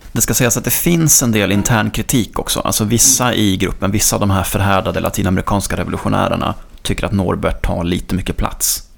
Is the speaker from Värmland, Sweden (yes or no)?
no; Gothenburg, Västra Götaland, Sweden; Jag som göteborgare